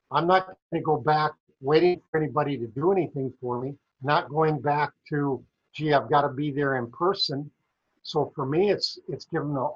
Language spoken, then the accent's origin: English; South Dakota, United States; I grew up in South Dakota on a dairy farm, small dairy farm.